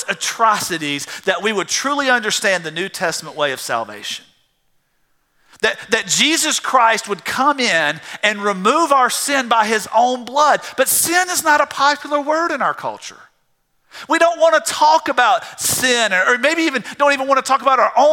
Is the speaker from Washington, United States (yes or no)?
no; South Georgia, United States; I grew up in South Georgia drinking out of a garden hose